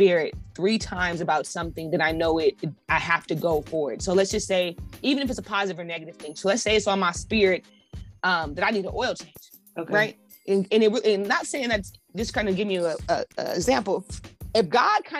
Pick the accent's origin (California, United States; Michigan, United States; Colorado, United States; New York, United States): Colorado, United States; moved away as an adult; also born or lived in Los Angeles; I'm originally from Colorado.